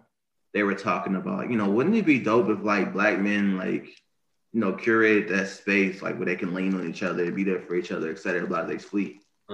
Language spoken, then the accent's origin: English; Detroit, Michigan, United States; I'm from Detroit.